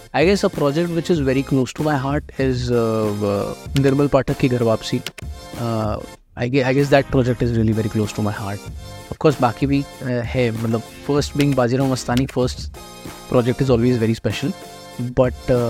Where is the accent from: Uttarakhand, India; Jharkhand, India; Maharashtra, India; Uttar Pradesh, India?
Maharashtra, India; Nagpur; moved away as an adult; also born or lived in Pune; now in Mumbai, India; मैं नागपुर से हूँ uh, सारा चाइल्डहुड मेरा I like I was up in Nagpur